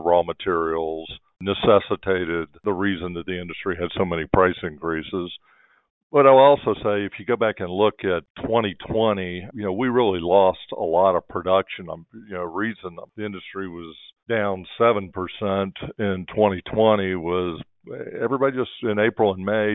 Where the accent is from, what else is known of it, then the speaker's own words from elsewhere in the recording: North Florida, United States; moved away; also born or lived in Tampa, Florida; I grew up in North Florida